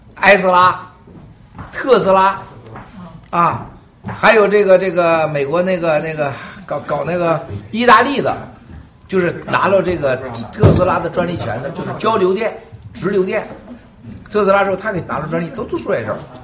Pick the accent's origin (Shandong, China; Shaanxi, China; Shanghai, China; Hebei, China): Shandong, China; moved away as an adult; now in New York, United States; 我老家我就这地方长大